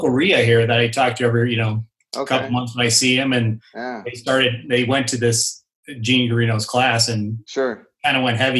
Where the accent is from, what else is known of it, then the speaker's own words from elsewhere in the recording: Chicago, Illinois, United States; also born or lived in Phoenix; now in Denver, United States; I grew up in Chicago. I ended up moving to Phoenix for a couple of years in 93, came to Denver in 95. Bought my house in 2001